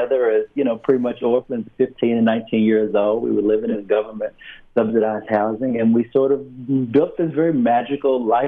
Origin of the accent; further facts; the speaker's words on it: the South, United States; I say this as a Southerner first and foremost